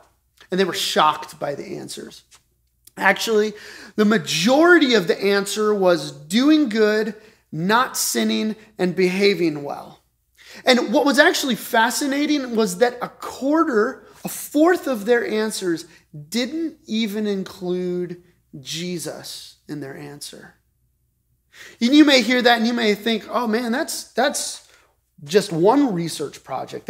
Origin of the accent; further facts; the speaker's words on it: Colorado Springs, Colorado, United States; I grew up in Colorado Springs